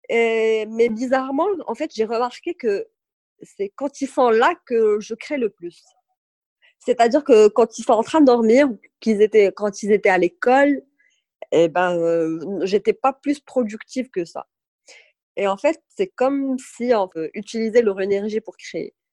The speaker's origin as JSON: {"language": "French", "town": "Agadir", "region": "Souss-Massa", "country": "Morocco", "tie": "born or raised there", "also_born_or_lived": "Tafraout", "said": "je suis née, j'ai grandi à Kada et là, retour, aux sources"}